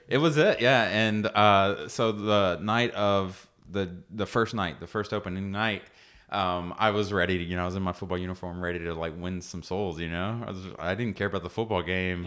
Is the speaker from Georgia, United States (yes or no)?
yes; Cartersville, Georgia, United States; I grew up in, in Cartersville, Georgia